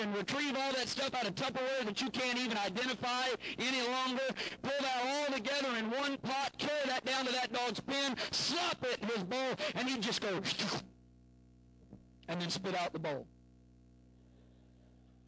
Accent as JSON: {"language": "English", "region": "Southern Illinois", "country": "United States", "tie": "born or raised there", "said": "I grew up in Southern Illinois"}